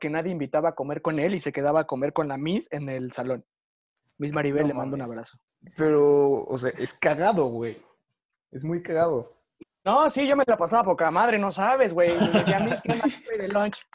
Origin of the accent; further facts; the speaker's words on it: Veracruz, Mexico; digo que soy de Veracruz